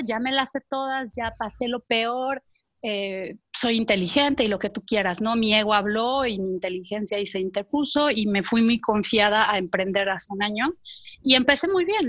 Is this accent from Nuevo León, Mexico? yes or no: no; Veracruz, Mexico; also born or lived in Paris / Mexico City; now in Cholula, Mexico; nací, en Veracruz, pero bueno, he estado brincando de un lado a otro